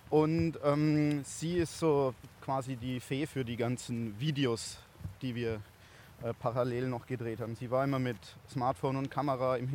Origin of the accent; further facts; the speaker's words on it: Bavaria, Germany; Ja, ich komme eigentlich aus der Oberpfalz, aber moin hat sich bei uns so eingebürgert, weil die Firma aus Celle, Hannover kommt